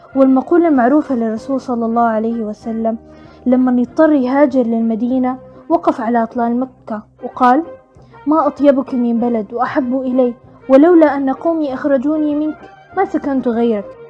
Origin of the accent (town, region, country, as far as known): Sudan